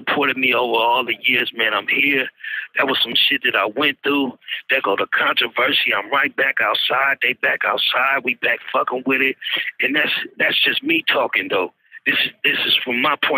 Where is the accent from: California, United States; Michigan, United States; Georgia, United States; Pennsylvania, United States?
California, United States; San Francisco; I was born in San Francisco, California.